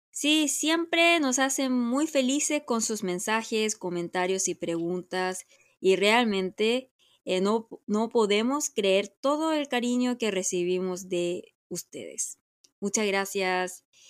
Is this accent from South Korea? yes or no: yes; Seoul, South Korea; Spanish is a second language; moved away; Yo como soy de Seúl, siempre tengo que como regresar a Seúl